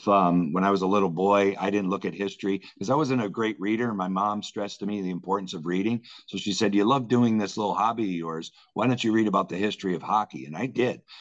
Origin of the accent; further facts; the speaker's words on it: Springfield, Massachusetts, United States; moved away; I grew up in Springfield. So I grew up 28 miles, you know, north of Hartford.